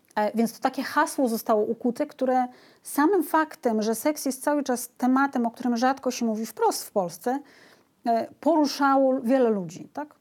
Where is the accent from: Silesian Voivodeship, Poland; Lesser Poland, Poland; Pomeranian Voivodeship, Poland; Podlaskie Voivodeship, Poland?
Podlaskie Voivodeship, Poland; Białystok; Ja jestem z Białego Stoku